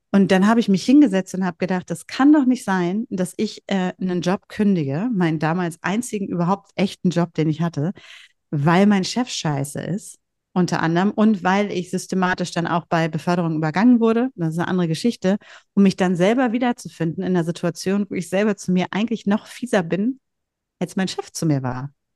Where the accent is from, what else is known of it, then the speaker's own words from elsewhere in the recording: Bielefeld, North Rhine-Westphalia, Germany; accent: North German; moved away; also born or lived in Hamburg / Husum; Husum ist die Heimat meiner Armen. Mhm. Und äh, da sind meine Wurzeln sozusagen und geboren bin ich äh, in Bielefeld